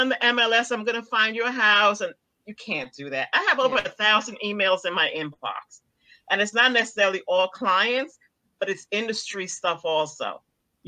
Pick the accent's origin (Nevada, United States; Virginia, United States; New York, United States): New York, United States; moved away; also born or lived in Guyana; I grew up in New York